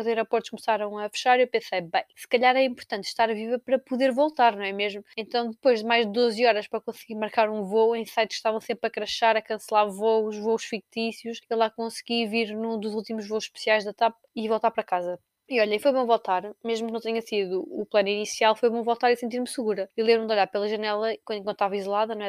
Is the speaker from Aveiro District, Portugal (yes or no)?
no; Torres Vedras, Lisbon, Portugal; eu sou da cidade do Carnaval, de Torres Vedras